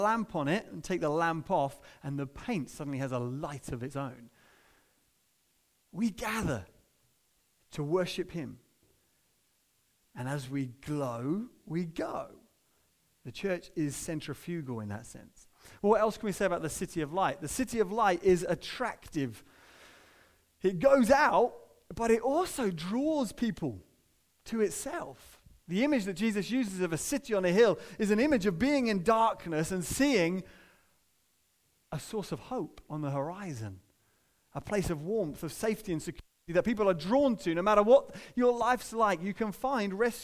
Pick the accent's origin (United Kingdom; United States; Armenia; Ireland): United Kingdom; most of us who are British